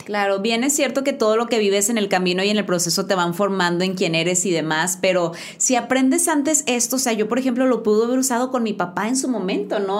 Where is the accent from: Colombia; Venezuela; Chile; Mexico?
Mexico; como buenos mexicanos